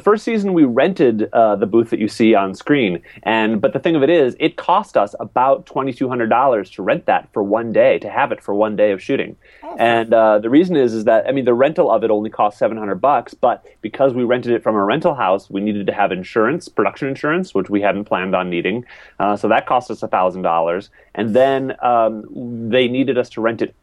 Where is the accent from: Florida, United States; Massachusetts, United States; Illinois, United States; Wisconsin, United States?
Wisconsin, United States; moved away as an adult; also born or lived in Minneapolis; I'm from Wisconsin